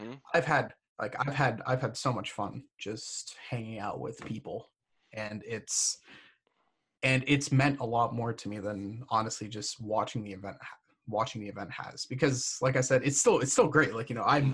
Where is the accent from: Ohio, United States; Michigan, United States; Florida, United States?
Florida, United States; moved away as an adult; also born or lived in Massachusetts; I'm from Florida, but I just recently got done spending 4 years in Massachusetts